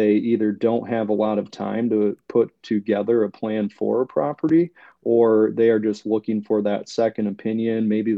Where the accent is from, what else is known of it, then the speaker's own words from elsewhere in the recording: Michigan, United States; moved away as an adult; now in Ohio, United States; I actually was born and raised in the northern lower peninsula of Michigan, and spent most of my life there. grew up, college, everything up there. And then a couple of years ago, my wife and I actually moved down to Ohio.